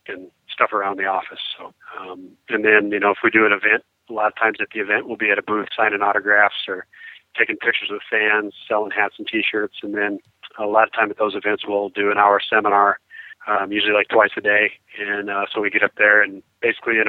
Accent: South Dakota, United States; also born or lived in Georgia; I'm from South Dakota, but I've got a cabin in Georgia that I spend quite a bit of time at.

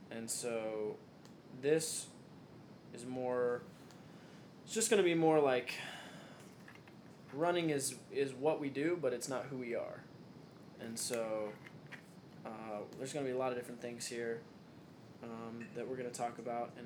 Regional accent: Knoxville, Tennessee, United States; also born or lived in Ohio; I'm an East Tennessee native from Knoxville.

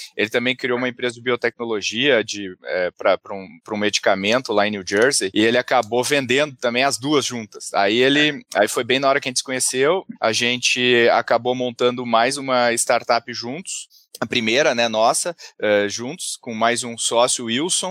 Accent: Porto Alegre, Rio Grande do Sul, Brazil; moved away as an adult; now in São Paulo, Brazil; eu sou de Porto Alegre, comecei minha, minha jornada lá

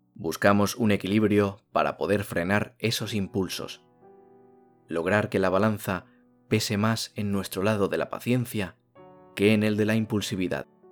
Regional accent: Spain; en mi país ha nevado muchísimo

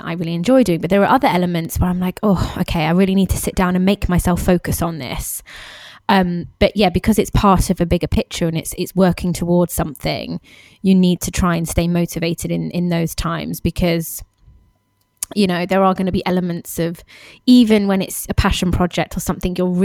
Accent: United Kingdom; moved away; we're all British expats

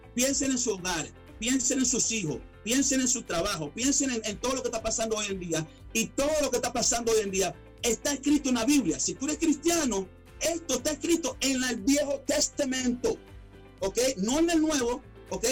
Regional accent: Caracas, Capital District, Venezuela; also born or lived in Miami, United States / Atlanta, United States; now in United States; una humilde persona venezolano, nací en Caracas, Venezuela. Inmigré eh, emigré aquí a muy joven a los Estados Unidos

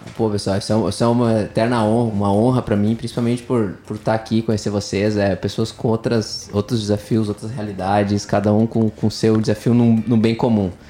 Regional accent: Rio Grande do Sul, Brazil; Sou gaúcho nascido e criado no Sul

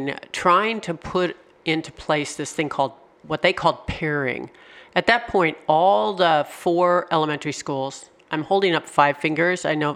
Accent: California, United States; now in Rhode Island, United States; I have to admit, I came from California. We don't have buildings that look quite like that.

